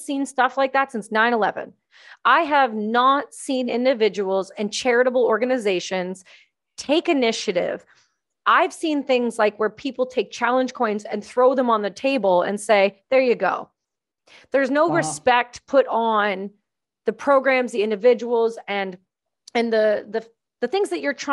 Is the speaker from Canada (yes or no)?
yes; Canada; I'm Canadian